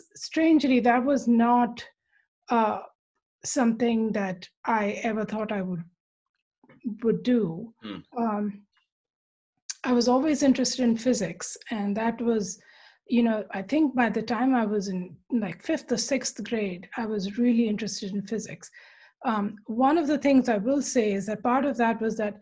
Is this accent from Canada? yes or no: no; India; moved away; growing up in India, I should have been much more aware of the space race. I was, sort of slightly, but that was not because it was, so I grew up entirely all the way through, 12th grade